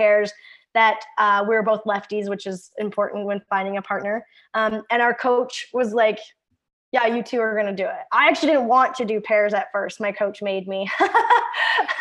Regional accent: Kennedy, Saskatchewan, Canada; I'm from a super small town called Kennedy. It's in Saskatchewan. I mean, Saskatchewan's made up of small towns. I grew up on a ranch

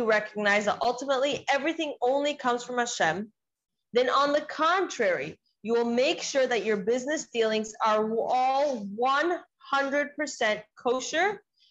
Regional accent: the South, United States; I grew up in the South, so it's the Bible Belt.

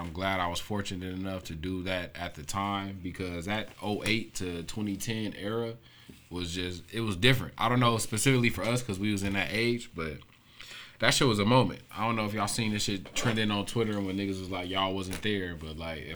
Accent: Los Angeles, California, United States; I grew up on Century and Town, but before I lived on Century and Town, I was off of King and Western

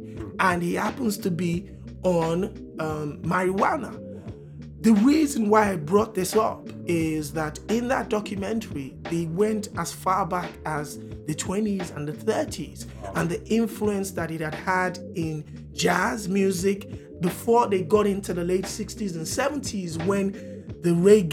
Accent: Nigeria; as a Nigerian

